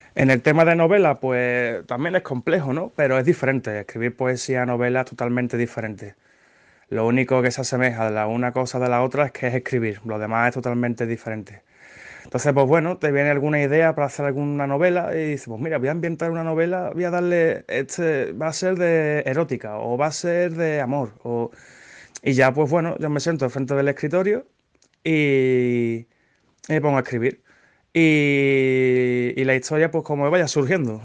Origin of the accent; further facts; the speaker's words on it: Seville, Andalusia, Spain; Soy, soy de Sevilla